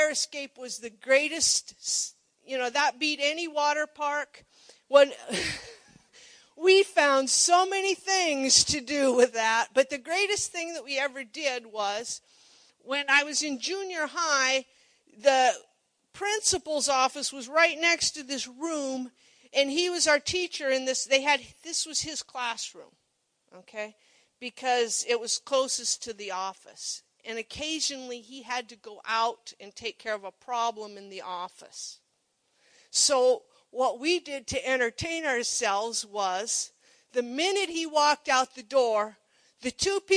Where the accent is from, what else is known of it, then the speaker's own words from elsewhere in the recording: Monroe, United States; I grew up in Monroe, little town